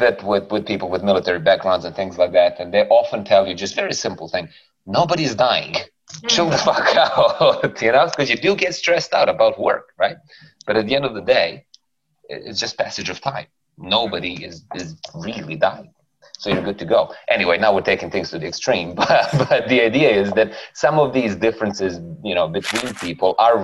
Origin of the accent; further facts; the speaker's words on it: Serbia; I am from Serbia. So that's a black hole in Eastern Europe where we had a host of very interesting, how do we call it, local and domestic unrest situations while I was growing up